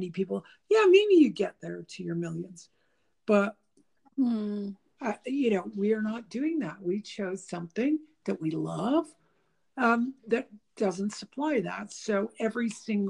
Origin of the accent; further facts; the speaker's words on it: Canada; first language English; we're from Canada